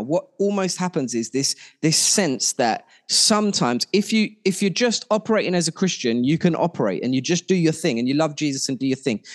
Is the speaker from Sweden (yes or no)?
no; Ilford, London, United Kingdom; I grew up in Ilford